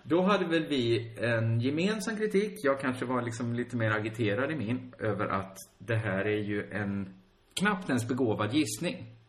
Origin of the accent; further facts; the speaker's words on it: Sweden; vi i Sverige